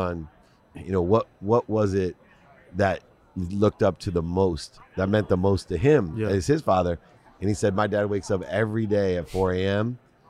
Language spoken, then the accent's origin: English; Akron, Ohio, United States; I grew up in Ohio, Akron, Ohio, not too far from Toledo.